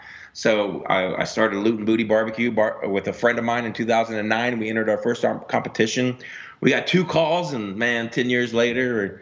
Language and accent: English; Mississippi, United States; also born or lived in Memphis, Tennessee / Florida / Georgia; now in Arizona, United States; I was born in the South in Memphis, Tennessee. And then I was raised mostly in like Mississippi, Florida, Georgia. So I knew barbecue. I knew what it was around me growing up. But I really never got into barbecue until I worked for a bank here in Arizona.